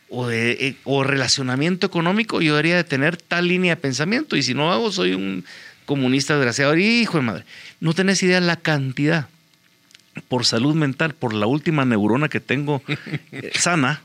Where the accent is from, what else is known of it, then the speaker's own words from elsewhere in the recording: Guatemala; los desafíos que tenemos hoy en día como guatemaltecos